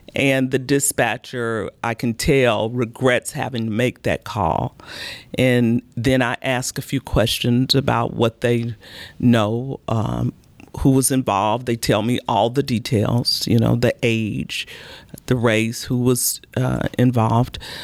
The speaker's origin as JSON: {"language": "English", "town": "Chicago", "region": "Illinois", "country": "United States", "tie": "born or raised there", "moved": "yes", "lives_now": "Baton Rouge, United States", "said": "I was born and raised in Chicago"}